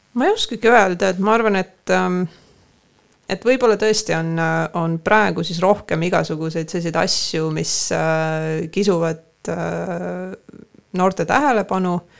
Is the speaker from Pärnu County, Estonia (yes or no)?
no; Tallinn, Harju County, Estonia; now in Põltsamaa, Estonia; mina ikkagi olen pärit äh, Kassisaba Aguli rajoonist